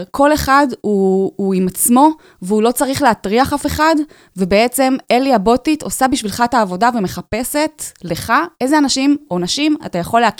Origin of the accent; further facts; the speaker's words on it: Tel Aviv, Tel Aviv District, Israel; כן, אני מתל אביב.